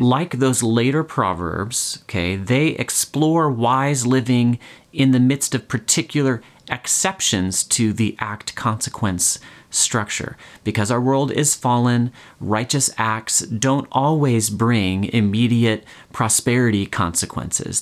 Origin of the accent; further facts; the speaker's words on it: United States; I, I guess as American